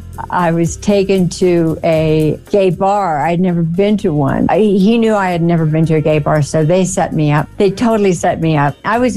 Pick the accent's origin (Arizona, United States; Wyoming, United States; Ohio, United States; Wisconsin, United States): Arizona, United States; You know, I'm a girl from Arizona. I'm 19 years old or something.